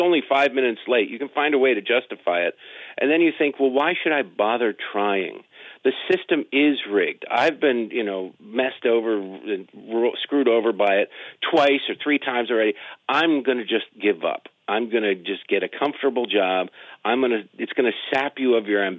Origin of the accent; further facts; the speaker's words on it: Detroit, Michigan, United States; also born or lived in Baltimore; now in Washington, DC, United States; I grew up in Detroit. I lived in Baltimore for 13 years